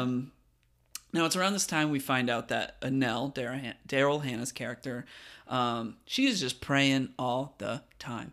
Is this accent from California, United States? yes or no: yes; California, United States; now in Virginia, United States; I grew up in California